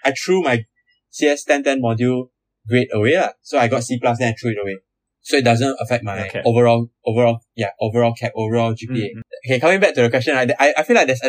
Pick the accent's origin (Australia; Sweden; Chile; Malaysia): Malaysia; now in Singapore; I'm from Malaysia